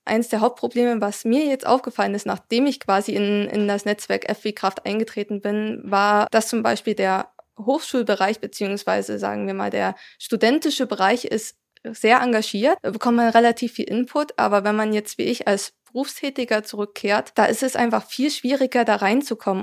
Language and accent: German; area around Zittau, Saxony, Germany; moved away as an adult; also born or lived in Weimar / Mittelherwigsdorf; Ich bin in der Gegend um Zittau aufgewachsen und habe da auch meinen Schulabschluss gemacht